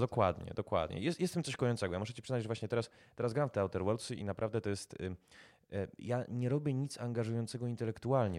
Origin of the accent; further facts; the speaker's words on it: Kraków, Lesser Poland, Poland; sam jestem Krakus